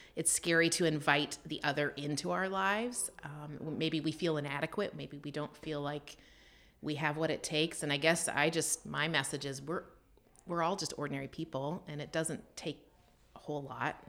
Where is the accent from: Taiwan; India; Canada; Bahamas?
Canada; moved away as an adult; also born or lived in United States; I grew up in Canada and I came down to the States for university